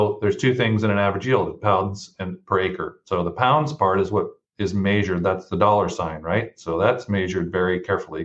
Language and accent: English; Butte County, Northern California, United States; also born or lived in San Luis Obispo, California / Raleigh, North Carolina; I hail from Northern California, Butte County in the Sacramento Valley. I come from a family farm in Butte County